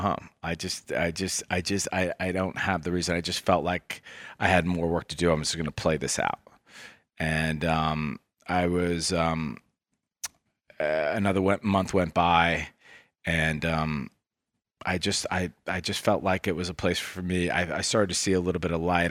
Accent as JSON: {"language": "English", "town": "Washington", "region": "District of Columbia", "country": "United States", "tie": "born or raised there", "also_born_or_lived": "Ohio", "said": "I grew up in Washington, D C"}